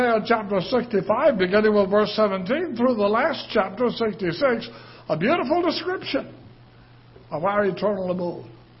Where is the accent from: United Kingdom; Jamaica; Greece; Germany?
United Kingdom; moved away; I'm British